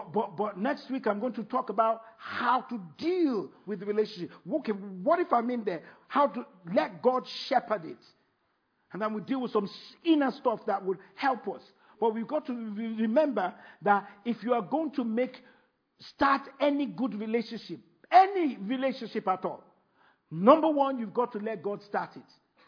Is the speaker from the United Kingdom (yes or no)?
yes; United Kingdom; Oh, frog. Sorry, see? That's why I'm British.